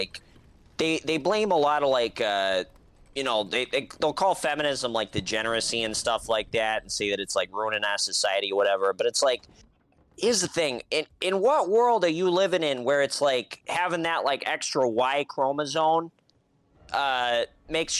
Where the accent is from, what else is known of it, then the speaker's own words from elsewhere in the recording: Boston, Massachusetts, United States; as a Bostonian